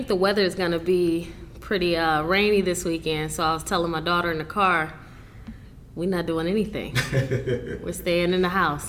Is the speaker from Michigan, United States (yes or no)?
yes; Michigan, United States; also born or lived in Florida; now in Virginia, United States; I was born in and pretty much raised in Michigan.